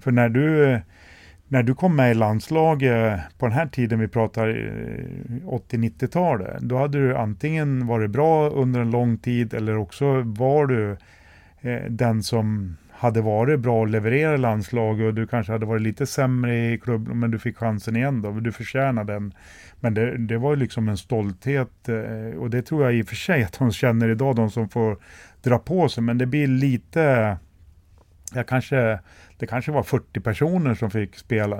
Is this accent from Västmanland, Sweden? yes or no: yes; Västerås, Västmanland, Sweden; jag är också född här i Västerås och har ju alltid stått på läktaren och tittat på alla kvalmatcher